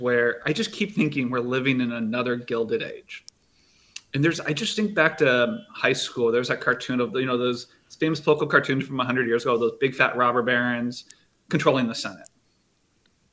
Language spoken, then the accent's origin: English; Cedar Rapids, Iowa, United States; Cargill is this weird company where it was everywhere growing up. It was next to my soccer field. It was next to, I'm from Cedar Rapids